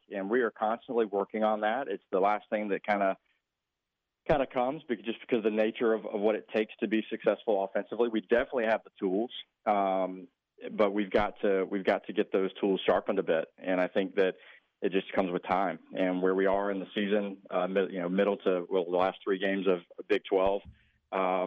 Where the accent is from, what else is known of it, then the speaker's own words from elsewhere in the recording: Georgia, United States; moved away; Georgia Tech is the only one remaining at this point, which I think they need to get it together for my home state.